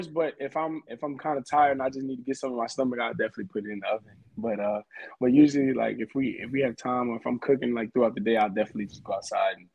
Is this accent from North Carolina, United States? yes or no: yes; Raleigh, North Carolina, United States; moved away as an adult; now in Norman, United States; I grew up in Raleigh, North Carolina